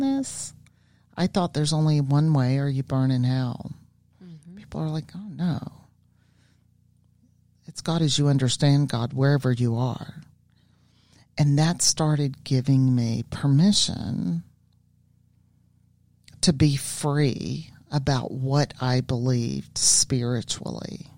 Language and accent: English; the South, United States; I grew up in the South and I grew up in religion